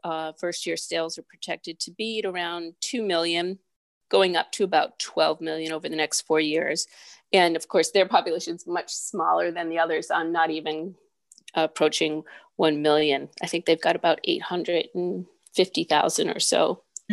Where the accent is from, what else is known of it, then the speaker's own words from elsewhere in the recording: New England, United States; I'm from New England